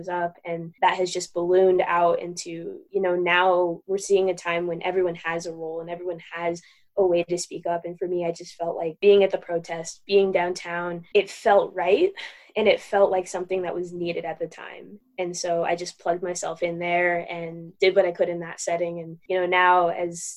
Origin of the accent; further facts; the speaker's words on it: Aurora, Colorado, United States; I grew up in Aurora, Colorado.